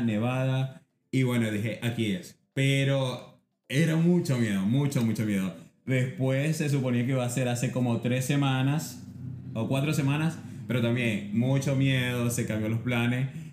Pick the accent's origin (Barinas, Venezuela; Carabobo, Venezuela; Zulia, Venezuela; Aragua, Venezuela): Carabobo, Venezuela; Puerto Cabello; also born or lived in Barquisimeto, Venezuela / Florida, United States; now in Boston, United States; barquisimetano, pero me crié en Puerto Cabello